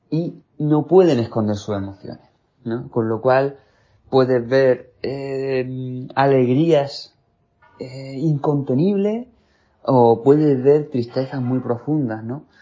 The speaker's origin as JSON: {"language": "Spanish", "country": "Spain", "said": "soy periodista español especializado en ciclismo."}